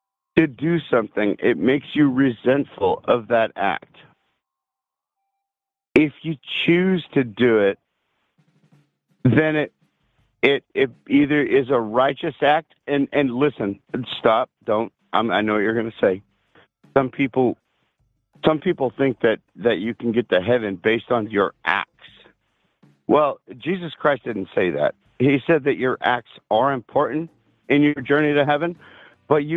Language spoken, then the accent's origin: English; Seattle, Washington, United States; I'm from Washington State.